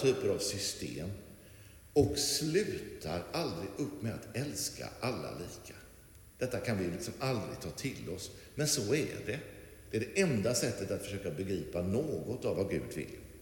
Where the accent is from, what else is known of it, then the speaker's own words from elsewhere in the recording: Lerum, Västra Götaland, Sweden; så växte jag upp att, eh, det som var liksom grejen, och det var ju här i Lerum som inte var alls så här stort då på den tiden